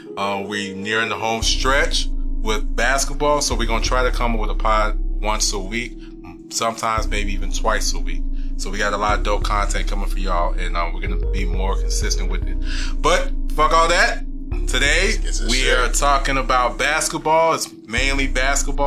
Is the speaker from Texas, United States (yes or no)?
yes; Houston, Texas, United States; we are from Houston